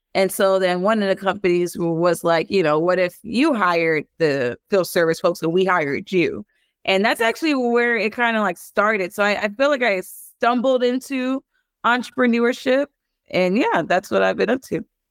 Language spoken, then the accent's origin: English; Los Angeles, California, United States; I'm from South Central Los Angeles, born to two Belizean parents.